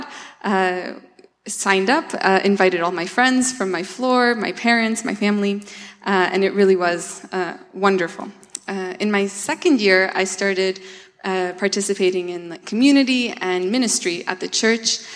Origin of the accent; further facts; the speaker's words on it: Canada; first language Russian; moved away as an adult; now in Poland; I was raised in Canada, but my family is from Russia, so I grew up speaking Russian at home